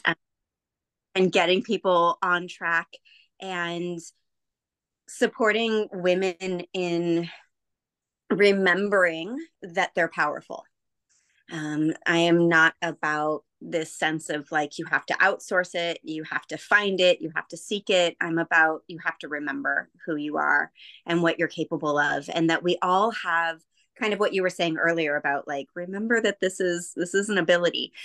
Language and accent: English; Bay Area, California, United States; I grew up in the Bay Area, just south of San Francisco on the peninsula